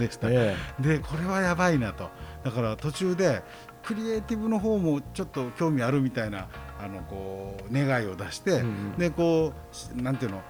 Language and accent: Japanese; Osaka, Japan; born there; だからその占い師に出会ってなかったら大阪で生まれてないし、今日僕が大阪からここへ来てることはないんですよね。